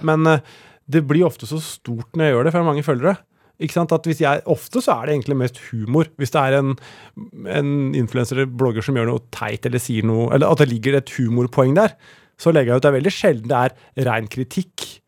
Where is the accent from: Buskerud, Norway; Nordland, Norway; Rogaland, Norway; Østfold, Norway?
Buskerud, Norway; Tranby; Jeg vokste opp på Tranby, eh, som er mellom Oslo og Drammen.